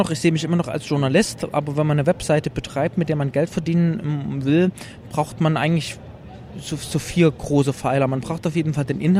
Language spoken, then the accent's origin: German; Leipzig, Saxony, Germany; komme aus Leipzig, ähm, bin im Osten geboren in der DDR